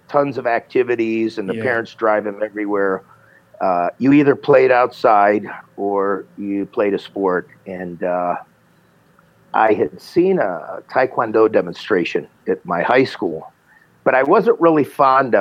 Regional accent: Akron, Ohio, United States; now in Las Vegas, United States; I'm in Las Vegas. I'm from Akron, Ohio.

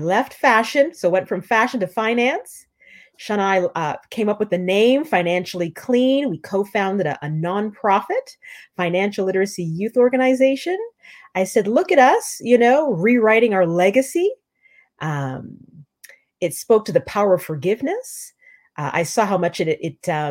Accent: Canada; moved away as an adult; now in New York, United States; I'm Canadian

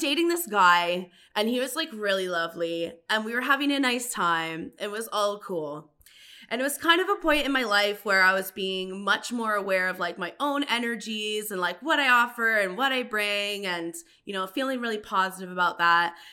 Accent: Paris, Ontario, Canada; also born or lived in United Kingdom; now in Ottawa, Canada; I'm from Paris, Canada.

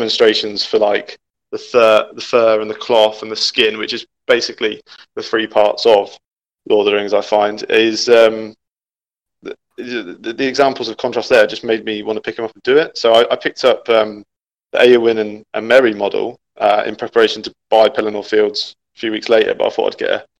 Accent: Peterborough, East of England, United Kingdom; also born or lived in London; when I moved up to Peterborough from London, some of my friends at school did 40K

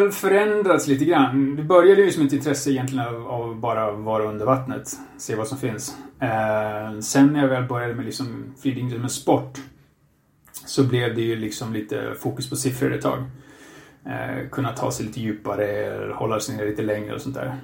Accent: Katrineholm, Södermanland, Sweden; moved away as an adult; also born or lived in China; now in Spain; Jag kommer från eh, Katrineholm, Sörmlandska skogarna. Ehm, bor nu för tiden i Spanien sedan några år tillbaka.

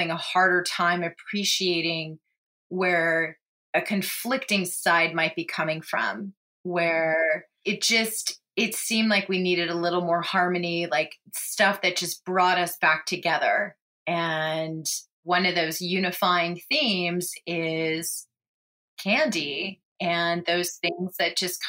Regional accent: Manhattan Beach, California, United States; I grew up in Manhattan Beach

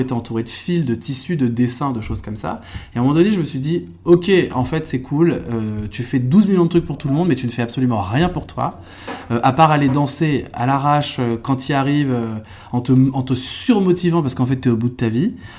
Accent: Eure-et-Loir, Centre-Val de Loire, France; born or raised there; also born or lived in Trappes, Yvelines

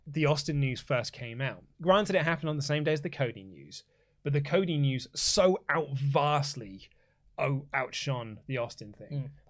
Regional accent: Canada; because I'm Canadian, therefore I like Bret Hart.

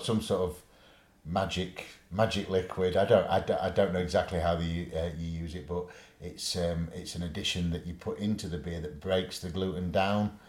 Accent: Sheffield, Yorkshire and the Humber, United Kingdom; accent: Yorkshire; I'm from Sheffield

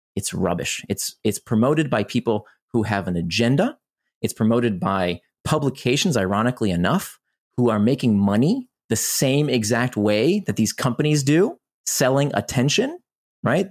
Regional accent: Orlando, Florida, United States; also born or lived in Israel; I grew up in Orlando, Florida

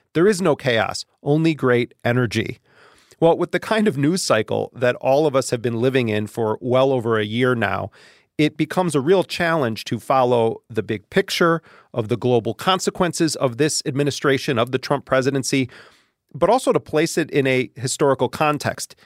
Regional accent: Wisconsin, United States; moved away; I'm in Wisconsin. It's my home state

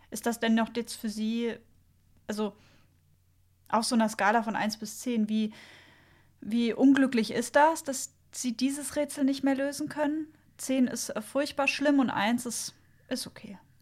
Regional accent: Bavaria, Germany; ich komme ja eigentlich aus Bayern

